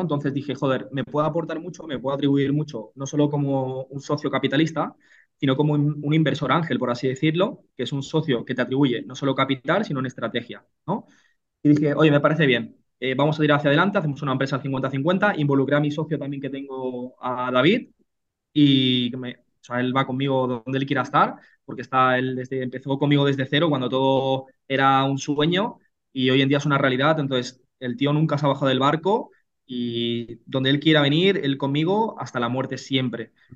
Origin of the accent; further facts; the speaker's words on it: Reus, Catalonia, Spain; moved away as an adult; now in Burgos, Spain; Pues yo soy nacido en, en Reus, Tarragona, una, pequeña ciudad de, 100.000 habitantes de, de Cataluña